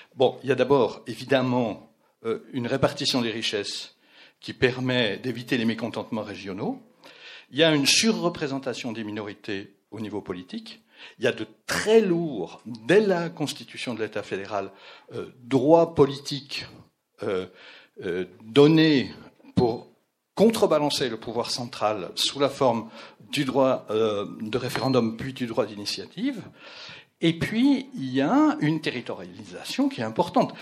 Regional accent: Switzerland; accent: Swiss; je viens d'un pays, vous le reconnaîtrez facilement à mon accent, euh, où euh, après des siècles de guerre civile, depuis 170 ans, on fait vivre en paix quatre langues, trois variantes du christianisme, avec une très forte immigration. dans ce pays, la Suisse

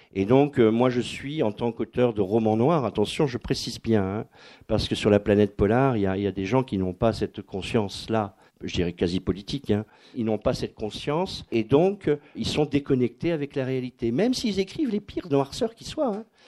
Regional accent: Dunkirk, Hauts-de-France, France; moved away; toute mon enfance à Dunkerque

